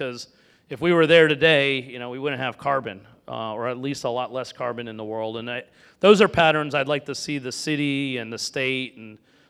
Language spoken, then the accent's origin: English; Florida, United States; I grew up in Florida with a lot of animals.